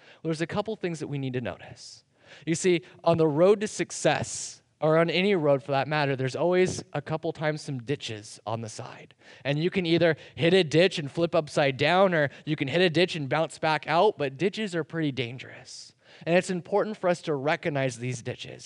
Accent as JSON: {"language": "English", "country": "United States"}